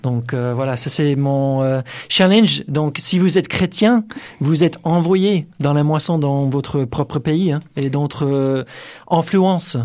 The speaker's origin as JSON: {"language": "French", "country": "United States", "second_language": "French", "moved": "as an adult", "lives_now": "France", "said": "je suis américain"}